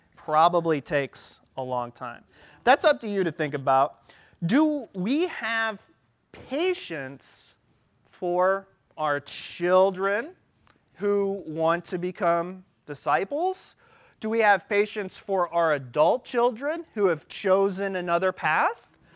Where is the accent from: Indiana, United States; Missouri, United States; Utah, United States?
Missouri, United States; St. Louis; I was born in St. Louis, Missouri